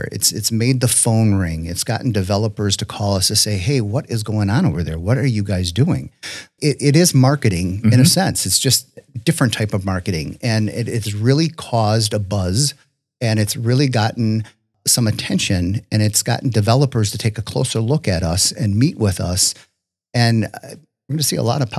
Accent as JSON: {"language": "English", "town": "Richfield", "region": "Wisconsin", "country": "United States", "tie": "born or raised there", "also_born_or_lived": "Jackson, Wisconsin / Kewaskum, Wisconsin / Slinger, Wisconsin", "said": "I grew up in Richfield, went to Hartford High School. After my wife and I got married nearly 30 years ago, we are we first settled in Jackson."}